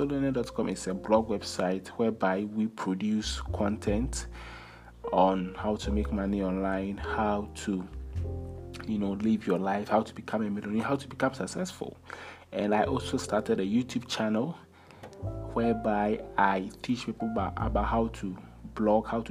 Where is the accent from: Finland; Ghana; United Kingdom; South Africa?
Ghana; I come from Ghana, West Africa